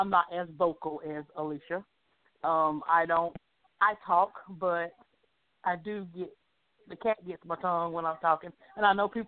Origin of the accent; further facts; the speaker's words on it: Hickory, North Carolina, United States; I'm from Hickory, North Carolina as well